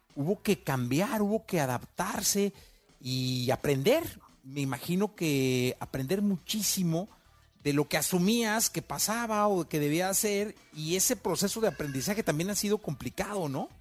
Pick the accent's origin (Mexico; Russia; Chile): Mexico; como mexicano